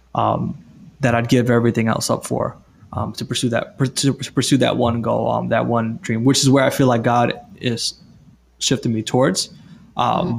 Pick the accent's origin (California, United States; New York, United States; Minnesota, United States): New York, United States; New York City; now in Florida, United States; I'm from New York City